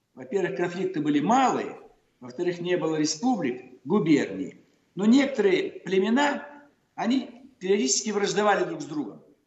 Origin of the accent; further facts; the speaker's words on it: Almaty, Kazakhstan; Город Верный, мой родной город, верный форпост царя и России в Азии. Теперь называют Алматы